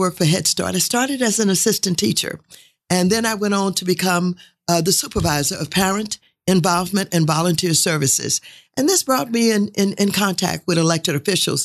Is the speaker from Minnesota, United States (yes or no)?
no; St. Louis, Missouri, United States; moved away as an adult; now in California, United States; was reared in Saint Louis, uh, came to California